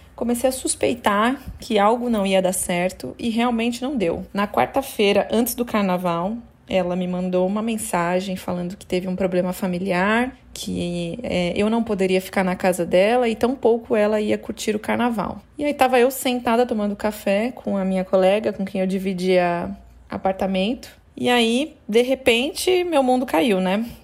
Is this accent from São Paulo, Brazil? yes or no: yes; ABC Paulista, São Paulo, Brazil; moved away as an adult; now in Salvador, Brazil; eu sou nascida e criada no ABC Paulista